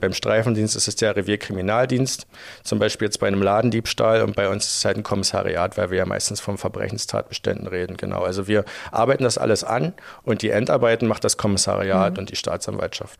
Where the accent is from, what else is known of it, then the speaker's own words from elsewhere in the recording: Frankfurt, Brandenburg, Germany; moved away as an adult; now in Dresden, Germany; Ich komme ursprünglich aus Frankfurt-Oder in Brandenburg